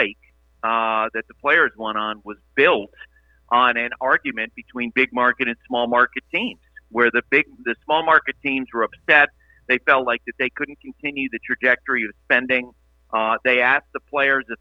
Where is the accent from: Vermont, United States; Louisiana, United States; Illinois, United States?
Vermont, United States; now in Montana, United States; I'm from Vermont